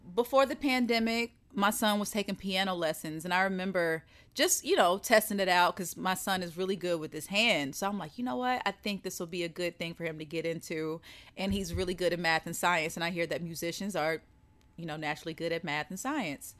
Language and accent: English; the South, United States; I'm from the South